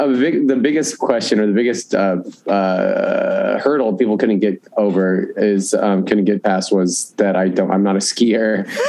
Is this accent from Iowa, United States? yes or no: no; Omaha, Nebraska, United States; moved away as an adult; also born or lived in Whitefish, Montana / Chicago; I grew up in Omaha.